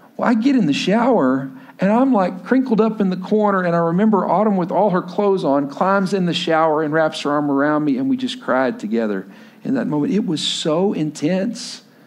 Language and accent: English; Lubbock, Texas, United States; moved away as an adult; also born or lived in Stillwater, Oklahoma; I grew up, I grew up in Lubbock, Texas, but went to school at Oklahoma State